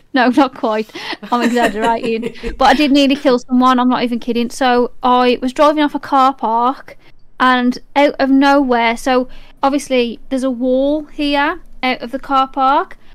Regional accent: Black Country, West Midlands, United Kingdom; I'm born here.

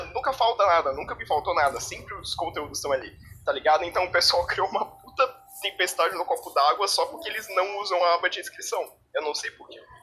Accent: Santa Catarina, Brazil; Eu sou de Santa Catarina, na verdade

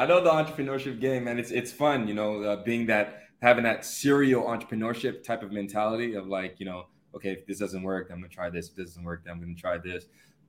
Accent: Atlanta, Georgia, United States; moved away as an adult; I'm from Atlanta.

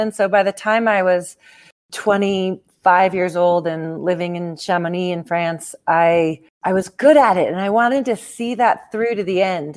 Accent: Seattle, Washington, United States; now in Telluride, United States; Right now I'm in Telluride, Colorado. So I've lived here about 20 years, but I grew up in Seattle, Washington

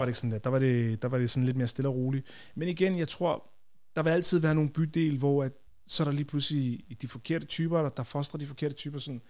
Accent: Copenhagen, Capital Region of Denmark, Denmark; jeg voksede op i Tingbjerg, øh, og så boede vi der, øh, til jeg var var jeg været måske 13-14

